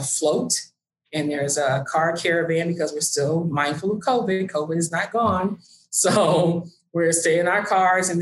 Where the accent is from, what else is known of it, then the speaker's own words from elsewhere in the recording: Oak Park, Illinois, United States; my hometown of Oak Park, Illinois, I grew up here with Pat.